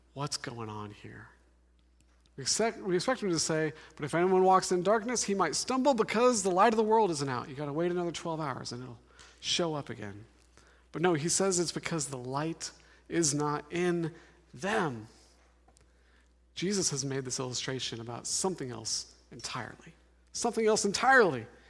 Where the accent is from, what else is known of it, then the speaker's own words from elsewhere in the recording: Denver, Colorado, United States; now in Seattle, United States; I'm from Denver, Colorado